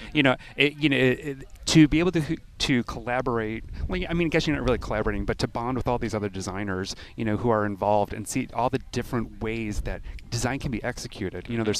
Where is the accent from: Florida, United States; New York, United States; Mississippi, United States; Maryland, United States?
New York, United States; Buffalo; moved away as an adult; also born or lived in Los Angeles / Minneapolis / Philadelphia; grew up in Buffalo. I left for a couple decades.